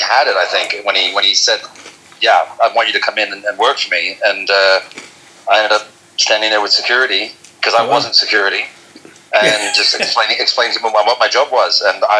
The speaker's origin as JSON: {"language": "English", "country": "Australia", "tie": "born or raised there", "also_born_or_lived": "Amsterdam, Netherlands / Tokyo, Japan / Singapore", "moved": "as an adult", "said": "I was born in Amsterdam, left when I was two and a half, and then I grew up in Tokyo 5 years, Singapore 3 years, Australia 14, went back to Australia in between for a year, and then until recently I lived in Amsterdam for 14 years."}